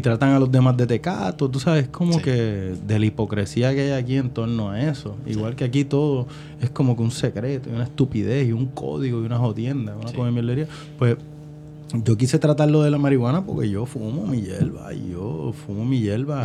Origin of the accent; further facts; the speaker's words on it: Carolina, Puerto Rico; yo soy de Carolina